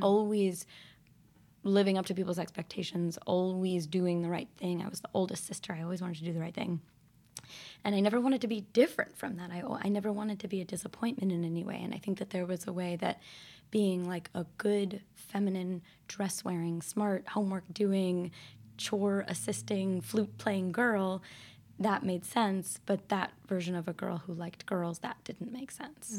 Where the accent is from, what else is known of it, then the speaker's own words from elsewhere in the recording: Northampton, Massachusetts, United States; also born or lived in Georgia; growing up in Northampton and having queerness all around.